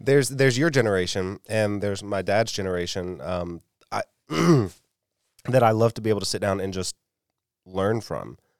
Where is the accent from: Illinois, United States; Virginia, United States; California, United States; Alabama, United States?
Alabama, United States; South; moved away as an adult; I grew up in South Alabama